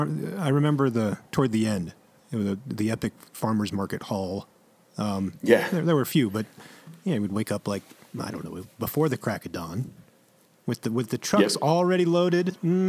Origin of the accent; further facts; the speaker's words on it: Alexandria, Virginia, United States; Alexandria, Virginia. I guess it's kind of a suburb. It's the greater sprawl of D.C.